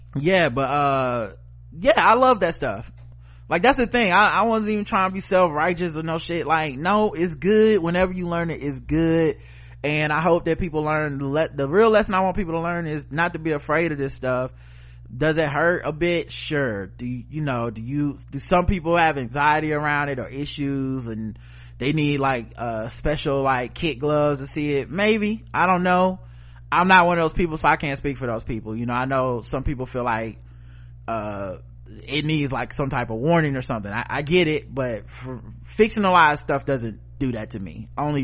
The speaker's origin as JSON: {"language": "English", "region": "Nebraska", "country": "United States", "tie": "born or raised there", "said": "I looked at them the same way folks would look at me when I tell them I grew up in Nebraska."}